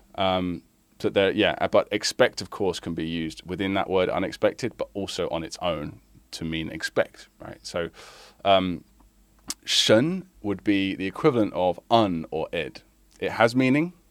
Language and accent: English; United Kingdom; now in China; I live in China and I'm British